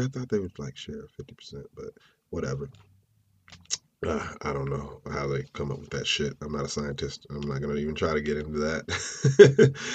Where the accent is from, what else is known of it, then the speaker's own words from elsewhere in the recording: Clayton, North Carolina, United States; my hometown of Clayton